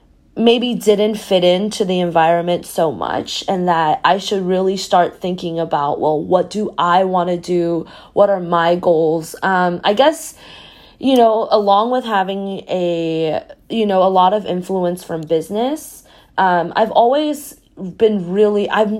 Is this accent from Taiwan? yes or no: yes; Taiwan; moved away; also born or lived in Texas; So I'm originally from Taiwan and then I moved to Texas.